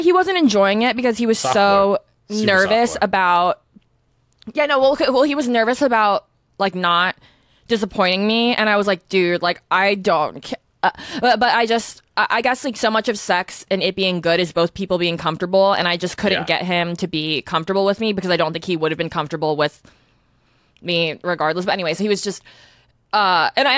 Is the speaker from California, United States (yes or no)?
yes; Northern California, United States; growing up in NorCal